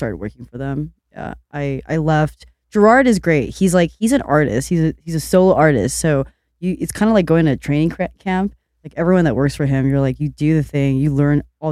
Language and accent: English; Long Beach, California, United States; I grew up in Long Beach.